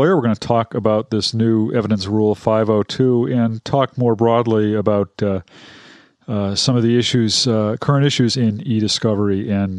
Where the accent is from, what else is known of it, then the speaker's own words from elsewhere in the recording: Massachusetts, United States; I am from Massachusetts, yes.